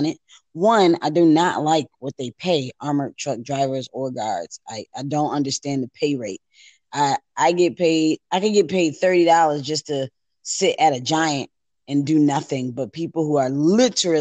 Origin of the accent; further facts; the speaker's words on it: Buffalo, New York, United States; I'm from Buffalo, New